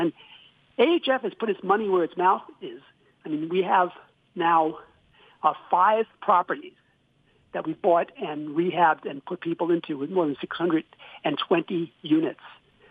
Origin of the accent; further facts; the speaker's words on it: New York City, New York, United States; moved away; I grew up in New York City